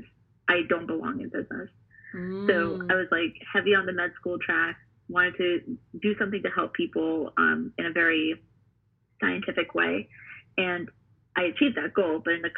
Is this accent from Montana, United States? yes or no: no; New Jersey, United States; also born or lived in New York; I grew up in New York and moved to New Jersey. I literally grew up in New Jersey for most of my life